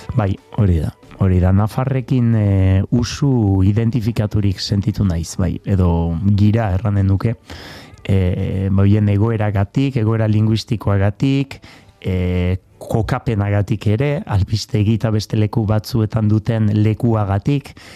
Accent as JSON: {"language": "Basque", "area": "Labourd", "region": "Nouvelle-Aquitaine", "country": "France", "said": "ni lapurtarra naiz eta ala sentitzen naiz"}